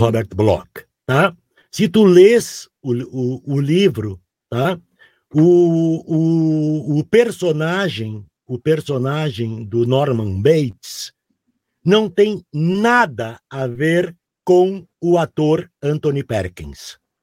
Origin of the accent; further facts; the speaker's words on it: Porto Alegre, Rio Grande do Sul, Brazil; um guri lá do Rio Grande do Sul, morando em Porto Alegre